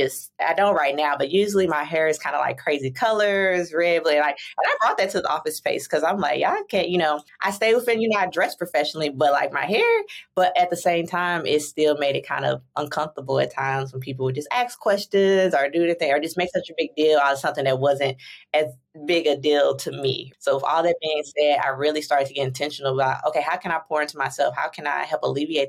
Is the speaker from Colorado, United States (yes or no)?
no; St. Louis, Missouri, United States; moved away as an adult; also born or lived in Chicago, Illinois; now in San Diego, United States; I was born and raised in St. Louis, Missouri